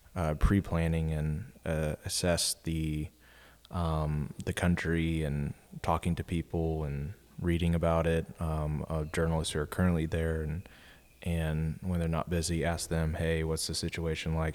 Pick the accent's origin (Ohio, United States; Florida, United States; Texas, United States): Texas, United States; Austin; I grew up in Austin